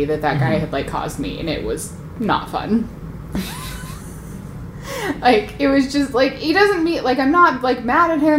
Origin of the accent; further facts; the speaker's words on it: United States; I'm an American